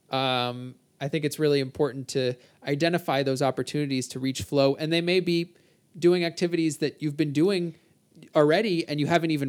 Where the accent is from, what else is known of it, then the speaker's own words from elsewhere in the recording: New Jersey, United States; Can't you tell I'm from New Jersey?